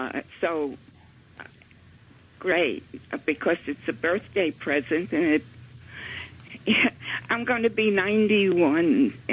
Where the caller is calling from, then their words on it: New York City, New York, United States; I'm calling from Little Neck, New York.